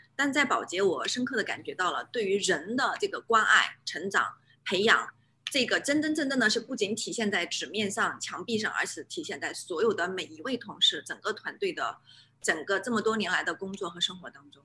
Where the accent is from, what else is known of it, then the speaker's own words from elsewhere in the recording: China; moved away as an adult; now in New Zealand; 我纯正地来自中国，我是从小在中国大陆出生 做到教育长大